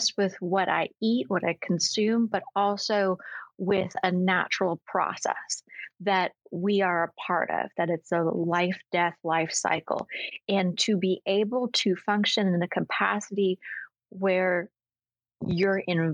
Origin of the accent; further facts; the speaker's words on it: Maine, United States; now in Texas, United States; I grew up in Maine.